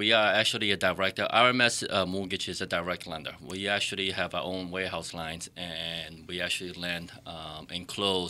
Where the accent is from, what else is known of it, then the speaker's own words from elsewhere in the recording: Boston, Massachusetts, United States; I grew up in the Boston area, a city boy.